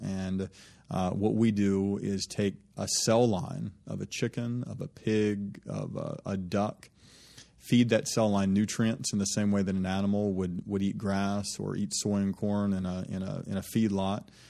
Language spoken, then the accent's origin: English; Birmingham, Alabama, United States; moved away; the folks that I was raised with in Birmingham